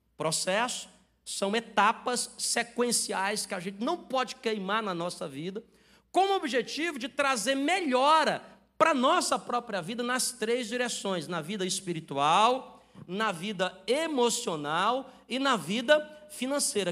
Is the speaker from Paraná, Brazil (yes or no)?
no; Ceará, Brazil; Eu sou do Ceará